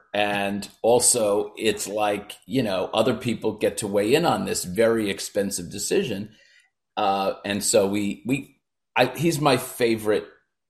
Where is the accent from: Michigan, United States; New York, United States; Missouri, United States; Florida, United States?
New York, United States; Brooklyn; born there; Well, I was born in Brooklyn, New York, very close to where Barbara Streisand, Woody Allen, Neil Diamond, Neil Sedaka, Eddie Murphy grew up, in Bensonhurst.